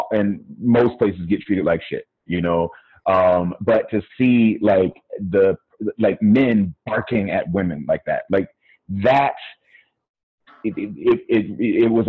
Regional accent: United States; first language English; also born or lived in Colombia / Brazil; I am Black American

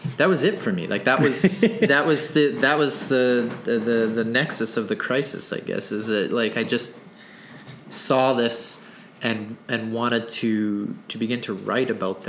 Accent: Sydney, Nova Scotia, Canada; born there; also born or lived in Toronto; now in Winnipeg, Canada; Before Winnipeg, I came from Toronto, but I'm a Nova Scotia native. I was born there. I was born in Sydney, Cape Breton, and slowly moved west. And that just had to do with my father and his work.

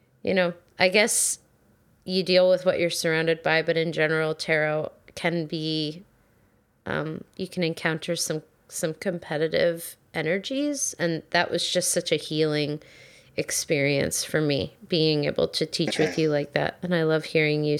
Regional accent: New Jersey, United States; I'm from New Jersey, so it's like, that's hard to hide

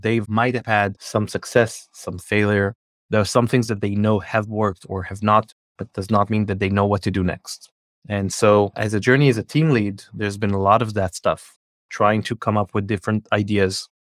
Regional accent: Israel; moved away as an adult; also born or lived in Scandinavia / New Jersey, United States / California, United States; I'm born and raised in Israel, but we lived in Scandinavia for a few years, and then we lived in the U S for a few years

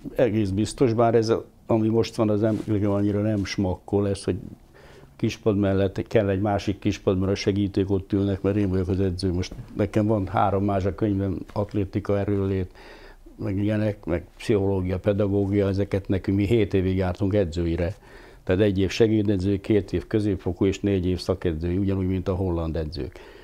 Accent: Hungary; moved away as an adult; also born or lived in Budapest; vidéki srác vagyok, és most ahhoz, hogy Pesten kellett élnem

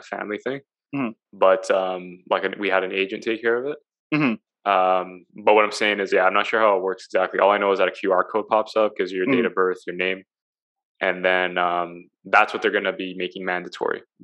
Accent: Italy; moved away; I'm from Italy

